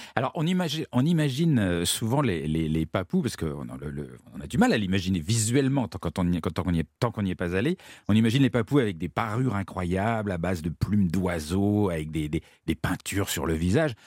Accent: France; je viens de France

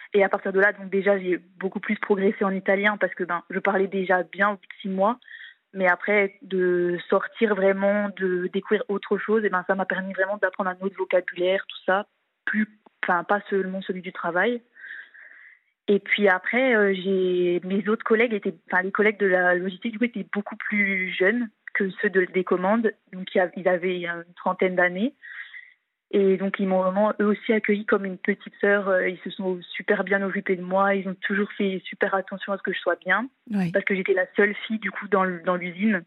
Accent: eastern France, France; je suis de l'Est de la France.

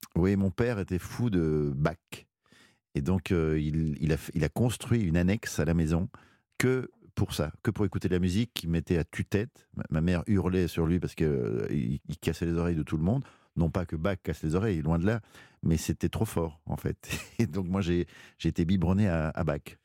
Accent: Belgium; c'est ma culture belge

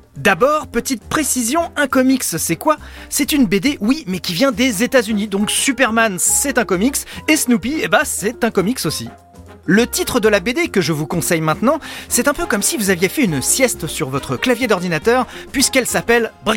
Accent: France; chez nous en France

